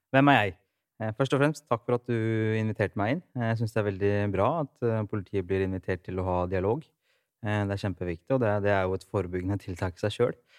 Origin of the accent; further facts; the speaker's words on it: Rygge, Østfold, Norway; moved away; Opprinnelig fra Rygge